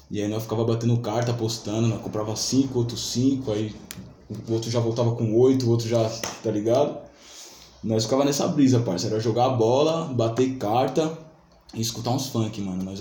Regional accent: São Paulo, Brazil; nasceu em São Paulo mesmo? Nasci, mano, na casa que eu tô até hoje, mano.

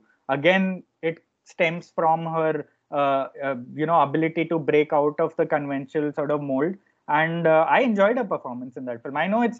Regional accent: Mumbai, Maharashtra, India; I remember growing up in Bombay, or moving to Bombay, and always going to Page 3 in the Bombay Times

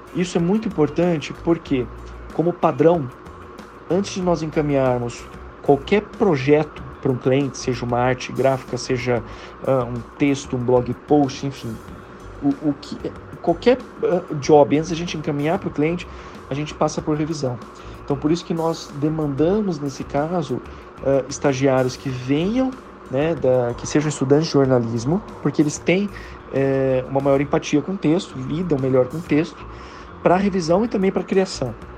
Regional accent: Campinas, São Paulo, Brazil; eu sou de Campinas, moro em Campinas também

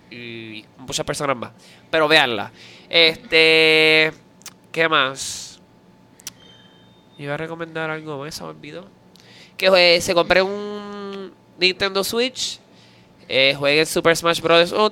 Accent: Puerto Rico; yo soy un ilustre puertorriqueño.

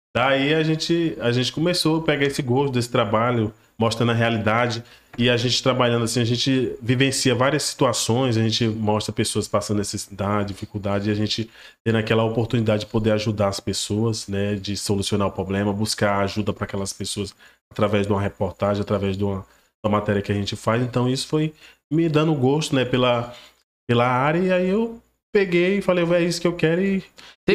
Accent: Porto Nacional, Tocantins, Brazil; Eu fui nascido e criado lá no Jardim Municipal

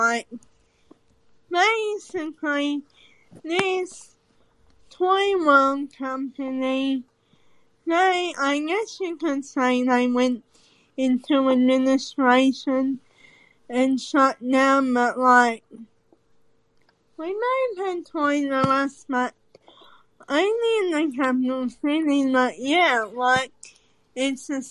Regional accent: Australia; I'm from Australian

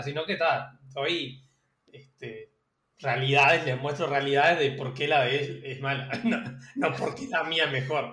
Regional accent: Uruguay; soy un uruguayo medio trucho porque no me gusta el mate

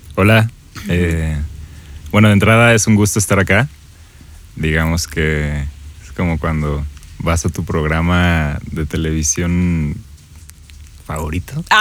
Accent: Mexico; Soy, soy un mexicano eh, de 25 años

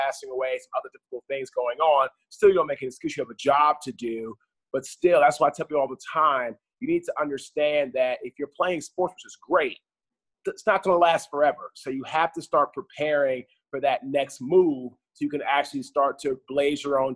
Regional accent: Washington, District of Columbia, United States; moved away as an adult; now in Raleigh, United States; we're from the Washington, D.C. area. Grew up in a household with both our parents.

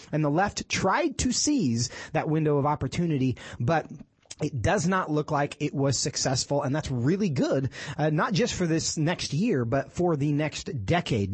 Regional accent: Texas, United States; in my home state of Texas

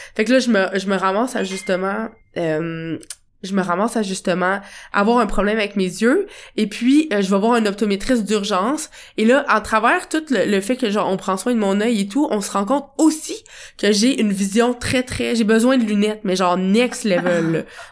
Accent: Quebec City, Quebec, Canada; moved away as an adult; also born or lived in Portugal; now in Montreal, Canada; je reviens à Québec, à ma ville natale

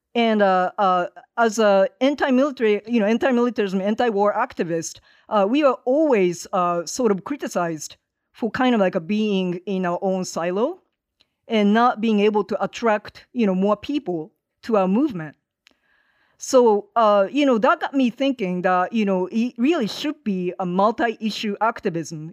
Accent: Hiroshima, Japan; moved away as an adult; now in Los Angeles, United States; I'm based in L A. Uh, I am originally from Japan, have been in this country for thirty-one years now.

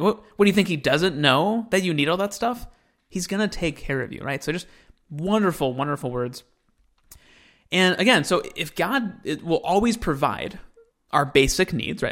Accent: United States; I'm an American

